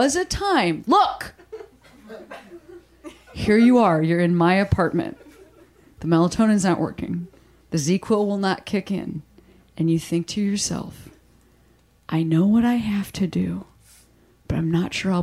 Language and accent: English; Midwest, United States; now in Los Angeles, United States; I'm like from the Midwest. Literally everything's flat.